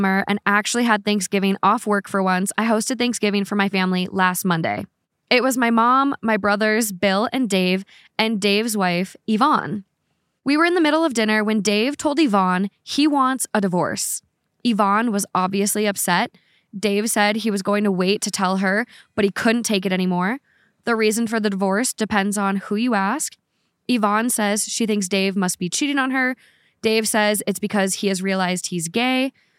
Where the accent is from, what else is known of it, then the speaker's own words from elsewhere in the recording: Canada; I am Canadian.